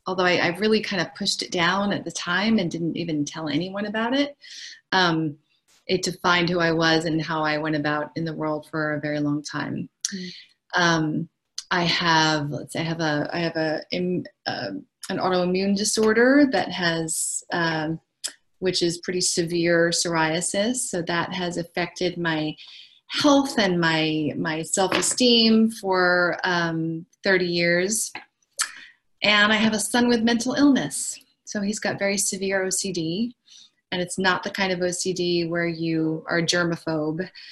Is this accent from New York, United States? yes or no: yes; New York, United States; moved away as an adult; now in Los Angeles, United States; I'm from New York, but I live in LA and I've been here for a long time, 26 years.